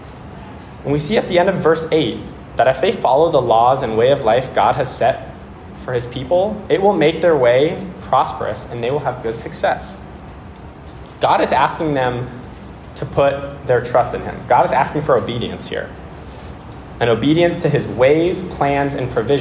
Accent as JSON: {"language": "English", "area": "Bay Area", "region": "California", "country": "United States", "tie": "born or raised there", "moved": "as an adult", "lives_now": "Connecticut, United States", "said": "I went to college 30 minutes from where I grew up in the Bay Area"}